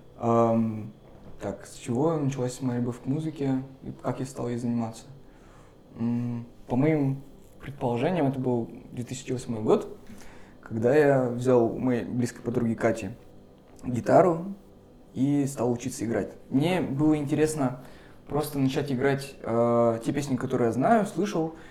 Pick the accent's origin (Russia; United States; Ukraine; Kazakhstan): Russia; Sarapul, Udmurt Republic; now in Murmansk, Russia; я сам не из Мурманска, я приехал из Средней Полосы, mm. из Мурманской республики, из города Сарапула. И в Сараполе я ходил на рок-концерты